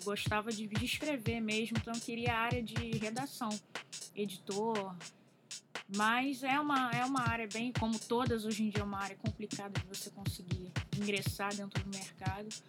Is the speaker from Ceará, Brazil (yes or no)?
no; Rio de Janeiro, Brazil; eu tenho 29 anos, sou do Rio de Janeiro